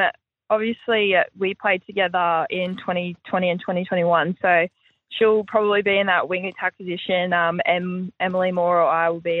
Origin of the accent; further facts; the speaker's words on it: Brisbane, Queensland, Australia; Yeah, I'm from Brizzy, so grew up in town and went through all the pathways growing up underage, so yeah.